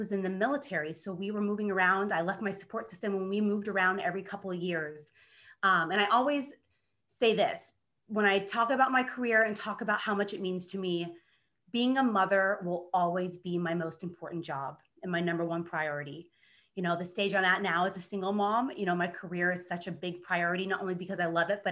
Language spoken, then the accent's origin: English; small town Kansas, United States; now in Los Angeles, United States; I am from small town Kansas in the Midwest, but I currently live and work in Los Angeles, California as a TV news producer